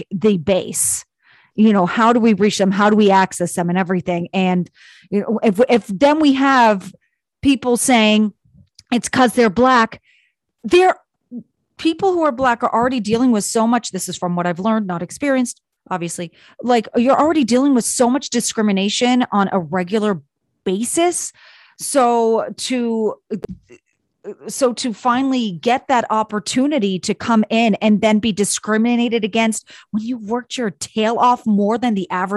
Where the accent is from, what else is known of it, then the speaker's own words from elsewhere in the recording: California, United States; I grew up in California, in a small town, California.